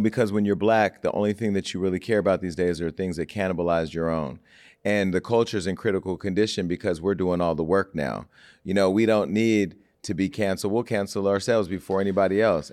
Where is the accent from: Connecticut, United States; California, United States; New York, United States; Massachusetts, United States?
California, United States; Stockton; also born or lived in Miami; now in Los Angeles, United States; going back to my hometown